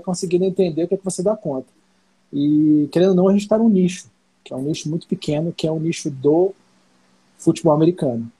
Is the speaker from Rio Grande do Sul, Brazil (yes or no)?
no; Brasília, Federal District, Brazil; Como a gente é de Brasília